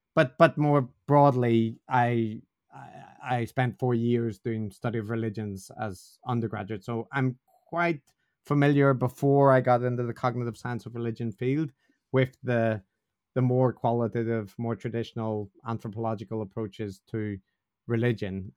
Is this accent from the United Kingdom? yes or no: yes; Northern Ireland, United Kingdom; I'm from Northern Ireland, which is probably self-evident from the way I talk